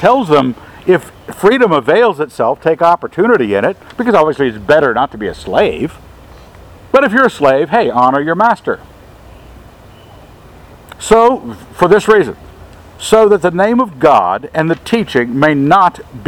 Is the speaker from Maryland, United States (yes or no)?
yes; Maryland, United States; I grew up in Maryland, border state